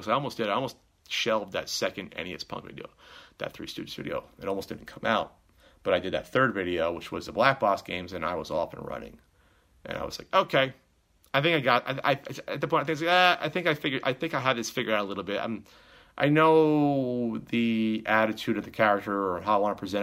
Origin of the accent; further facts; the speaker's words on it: New Jersey, United States; we're both from Jersey